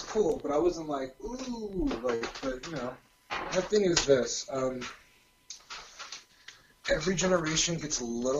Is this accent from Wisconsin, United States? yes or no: no; California, United States; accent: California surfer; It's here in California.